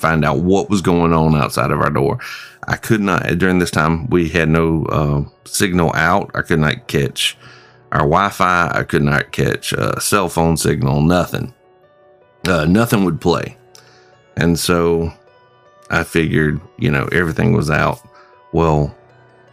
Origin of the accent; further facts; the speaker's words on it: Springfield, South Carolina, United States; my hometown of Springfield, South Carolina